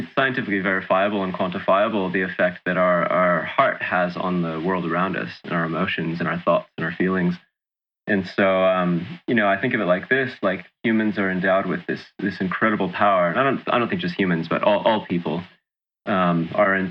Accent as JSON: {"language": "English", "town": "Sacramento", "region": "California", "country": "United States", "tie": "born or raised there", "also_born_or_lived": "New South Wales, Australia", "moved": "as an adult", "lives_now": "Byron Bay, Australia", "said": "I'm from California originally. I was born in Sacramento"}